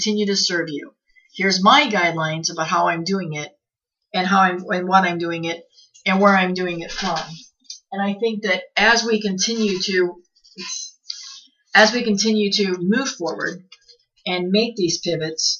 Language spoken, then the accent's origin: English; Midwest, United States; moved away; I'm from the Midwest